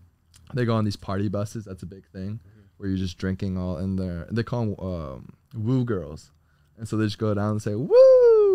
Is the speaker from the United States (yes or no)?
yes; South Florida, United States; moved away; also born or lived in Nashville; I'm from South Florida.